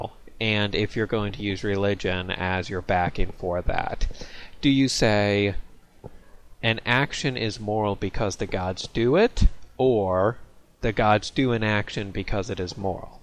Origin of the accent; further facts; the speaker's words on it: United States; I'm an American